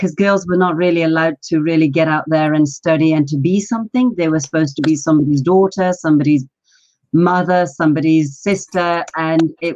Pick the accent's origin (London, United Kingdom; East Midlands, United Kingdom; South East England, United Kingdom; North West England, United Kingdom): London, United Kingdom; English is a second language; also born or lived in Pakistan; I was born in Pakistan. So my story really is living an oil-lit lantern village life and arriving in London